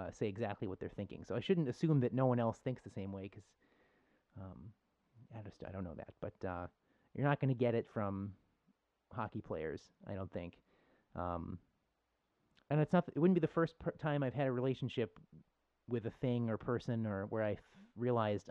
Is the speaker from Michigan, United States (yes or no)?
no; Buffalo, New York, United States; I'm from Buffalo